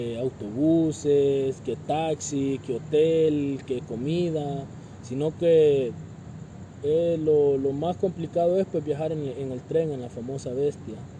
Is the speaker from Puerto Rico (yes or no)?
no; El Salvador; moved away as an adult; now in Mexico; yo soy originario de El Salvador